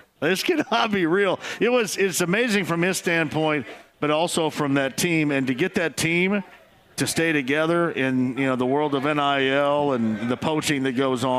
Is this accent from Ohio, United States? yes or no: no; Southern Indiana, United States; My mom still lives where I grew up in Southern Indiana.